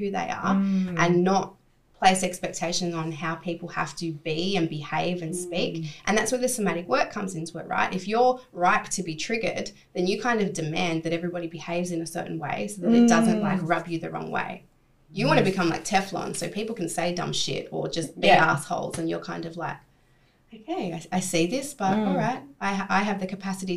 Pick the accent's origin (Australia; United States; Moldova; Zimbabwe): Australia; Sydney, New South Wales; moved away as an adult; my hometown, let's say Sydney